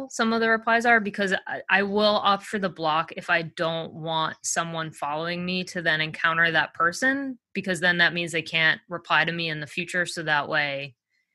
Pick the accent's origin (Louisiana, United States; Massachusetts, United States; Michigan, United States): Massachusetts, United States; moved away; I'm originally from Massachusetts.